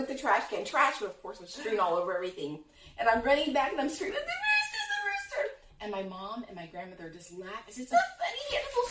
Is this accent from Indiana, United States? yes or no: yes; Indiana, United States; I'm from Indiana